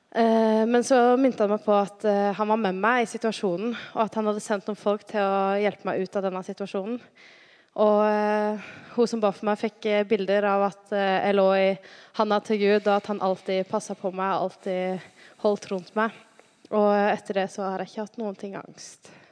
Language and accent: Norwegian; Sandnes, Rogaland, Norway; Jeg er fra Sandnes.